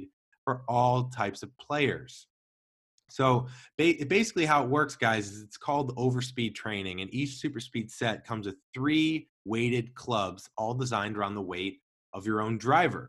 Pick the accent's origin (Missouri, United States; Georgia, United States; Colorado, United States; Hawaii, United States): Missouri, United States; St. Louis; we both grew up in St. Louis